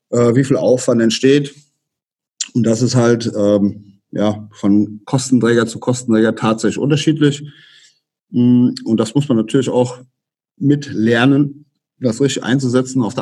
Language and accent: German; Rhineland-Palatinate, Germany; Also wir hier, ich persönlich bin ja aus dem Westerwald, da ist das noch relativ überschaubar